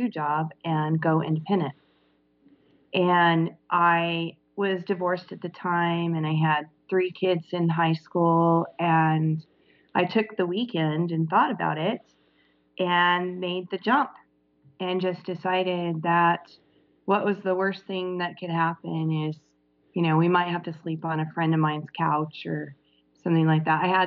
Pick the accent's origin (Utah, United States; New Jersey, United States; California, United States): Utah, United States; I was raised in Utah in a small Mormon community